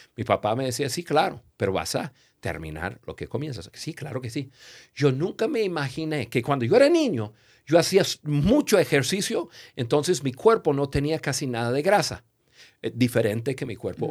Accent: United States; yo crecí en Estados Unidos

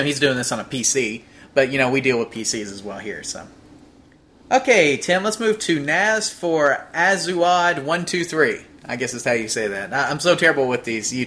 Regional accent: Louisiana, United States; I was born in Louisiana

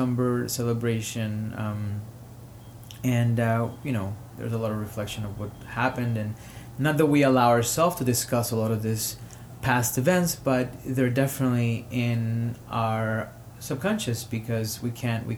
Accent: Caguas, Puerto Rico; English is a second language; also born or lived in Harlem, New York; now in New York, United States; I am from Caguas, Puerto Rico, and I am recording here from Harlem, New York.

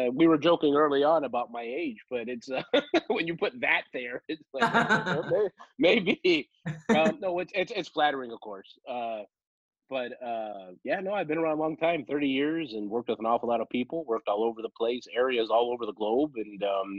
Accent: Los Angeles, California, United States; I'm from Los Angeles, and I'm one of the few who are natives. Born and raised in the shadows of the movie studios

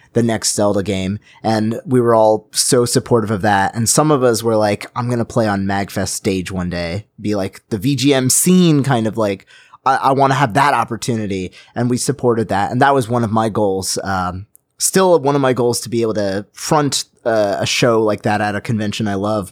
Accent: United States; I'm an American

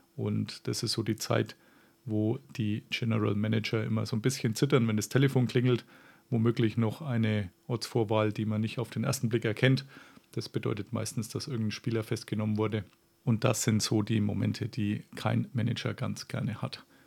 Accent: Franconia, Bavaria, Germany; accent: Franconian; moved away; ich bin tatsächlich auch nur so 20 Kilometer von Rothenburg entfernt aufgewachsen

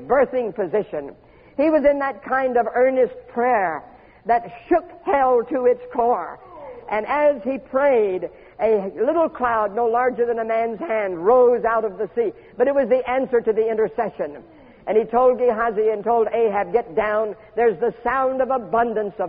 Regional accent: Homestead, Florida, United States; I was born in Homestead, Florida, which is at the very bottom end of the state

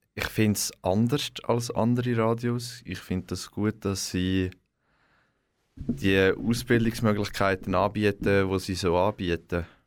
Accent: Zetzwil, Aargau, Switzerland; Ich komme aus Zetzwil

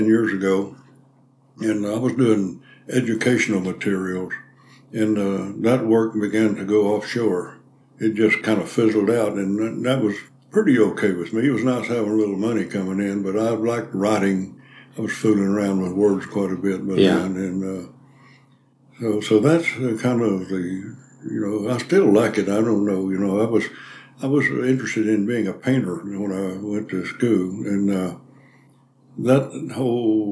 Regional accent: Nolan, Texas, United States; This was south of Sweetwater, a little place called Nolan, a farm community out there, and dry land farming

